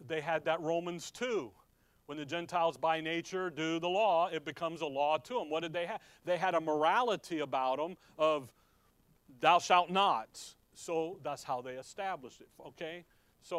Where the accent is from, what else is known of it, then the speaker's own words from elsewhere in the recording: Chicago, Illinois, United States; growing up in Chicago, we would do that. We lived in DuPage County